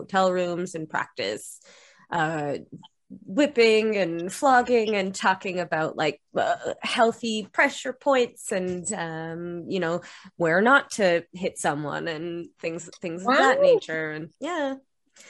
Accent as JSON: {"language": "English", "region": "Ontario", "country": "Canada", "moved": "yes", "lives_now": "Montreal, Canada", "said": "I am from Ontario, so it is like a little flash at home"}